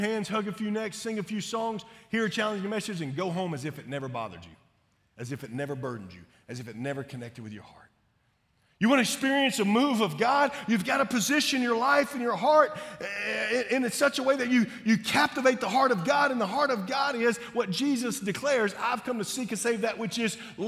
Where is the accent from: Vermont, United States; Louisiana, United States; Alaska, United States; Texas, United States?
Louisiana, United States; Shreveport; I grew up in Shreveport, Louisiana